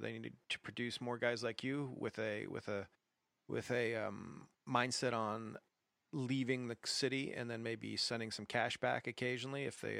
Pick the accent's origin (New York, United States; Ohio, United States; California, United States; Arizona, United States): Ohio, United States; I'm from Ohio originally.